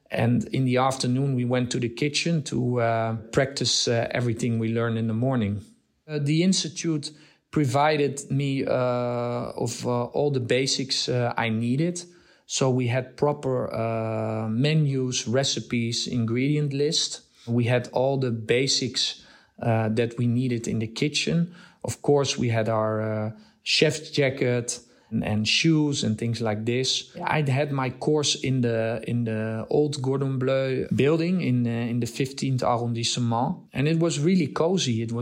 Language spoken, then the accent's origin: English; Nigeria; also born or lived in Netherlands; now in Amsterdam, Netherlands; I was born in Holland and I grew up in uh, Africa, in Nigeria.